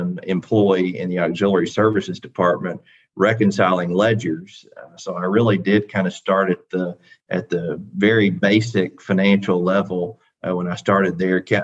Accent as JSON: {"language": "English", "town": "Athens", "region": "Tennessee", "country": "United States", "tie": "born or raised there", "said": "president of Tennessee Wesleyan here in my hometown of Athens"}